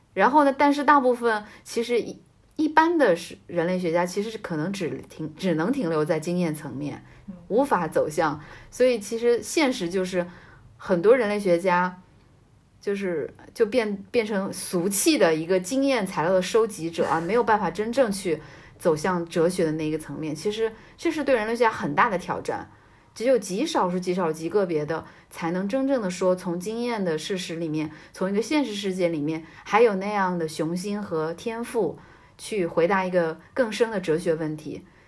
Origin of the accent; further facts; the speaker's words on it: Jiangsu, China; moved away; 就虽然我是江苏人，嗯。也是这个东边的